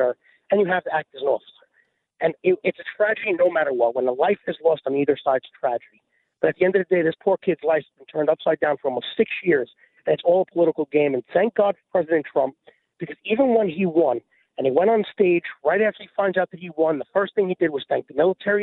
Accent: New York City, New York, United States; my hometown of Staten Island, New York

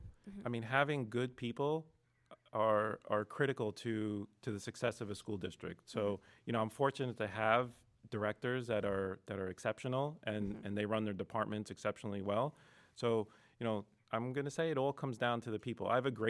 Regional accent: Lebanon; born there; So I wasn't born in America. So I was born in Lebanon.

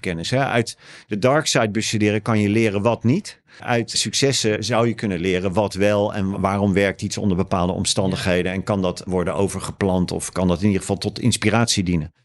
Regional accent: The Hague, South Holland, Netherlands; accent: Haags; also born or lived in Sweden / Australia; Ik ben Haagenees. De erg geoefende luisteraar weet dan dat ik uit een bepaald deel van Den Haag kom

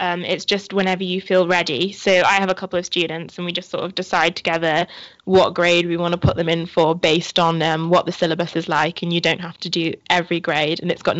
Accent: the north of England, United Kingdom; moved away as an adult; now in London, United Kingdom; And I am currently from North England, and I came down to London to study here.

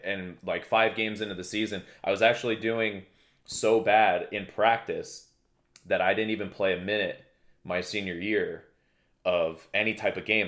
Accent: Danielsville, Pennsylvania, United States; also born or lived in Walnutport, Pennsylvania / Bethlehem, Pennsylvania / Allentown, Pennsylvania / Emmaus, Pennsylvania; now in Poconos, United States; My hometown would be considered, uh, Lehigh Township, Pennsylvania. Um, specifically Danielsville, Walnut Port area

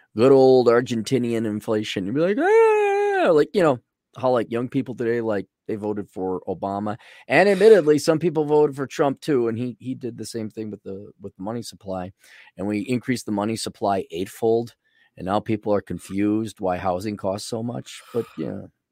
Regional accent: Milwaukee, Wisconsin, United States; growing up in Milwaukee

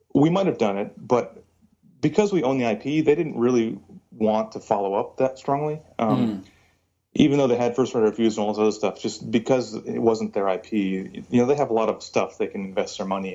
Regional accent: Virginia, United States; also born or lived in California; Because I was born in California, but I moved to Virginia, and so all my friends are rednecks.

